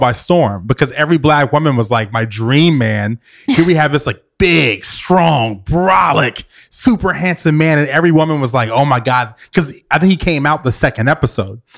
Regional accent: Richmond, Virginia, United States; now in New York City, United States; I'm from, I'm from Virginia, from Richmond, Virginia.

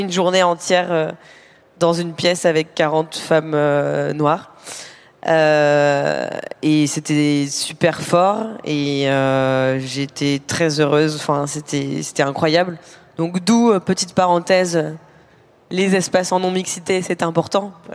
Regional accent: Normandy, France; j'ai grandi en Normandie

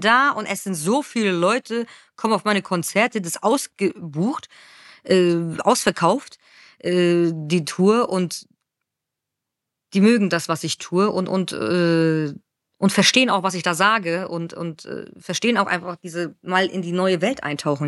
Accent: Frankfurt, Hesse, Germany; ich komme aus Frankfurt

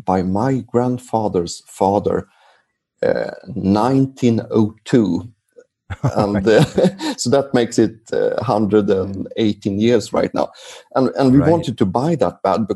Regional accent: Sweden; English is a second language; I'm from Sweden

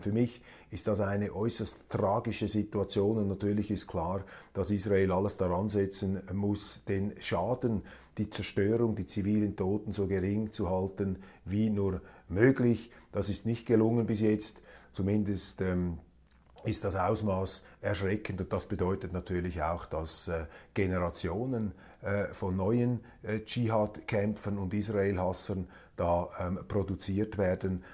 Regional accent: Switzerland; als Schweizer

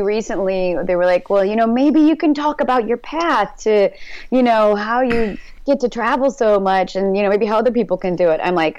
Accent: St. Louis, Missouri, United States; now in California, United States; I'm from St. Louis

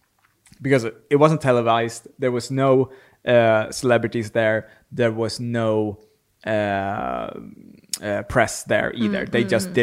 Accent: Sweden; English is a second language; moved away as an adult; now in London, United Kingdom

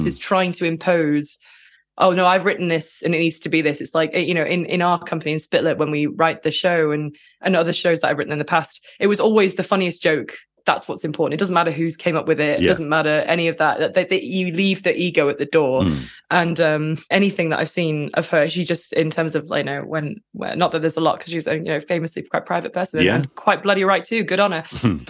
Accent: Lancashire, North West England, United Kingdom; Lancashire cheese, that's obviously from my hometown

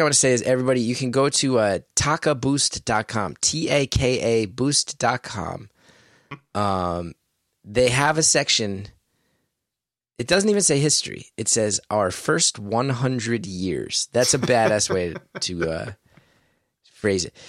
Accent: West Orange, New Jersey, United States; I grew up in West Orange. It's a beautiful town. I feel so lucky I grew up there

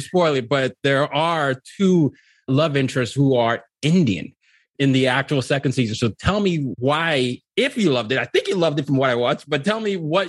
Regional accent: Nigeria; as a Nigerian

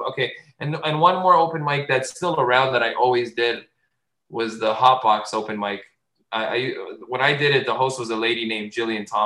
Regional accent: Azores, Portugal; accent: Azorean; I grew up in the Portuguese community. If you're a mainlander, you're mean to islanders, and people were always mean to me because I spoke like an islander. I spoke like an Azorean.

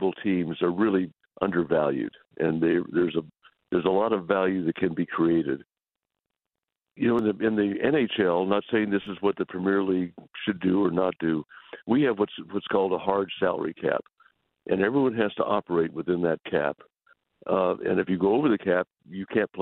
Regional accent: West Texas, United States; I grew up primarily in West Texas, so we're pretty common people

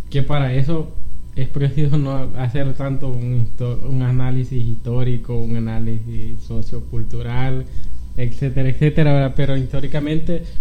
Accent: El Salvador; platicar entre, entre cheros, entre guanacos, que somos buenos salvadoreños, ¿verdad?

